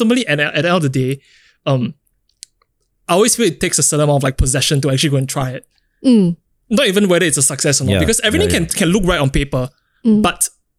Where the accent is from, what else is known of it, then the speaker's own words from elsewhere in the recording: Singapore; I think growing up in Singapore, going through the education system and having like a family of sorts, I think there's always this idea of what you are expected to do and what you're supposed to do.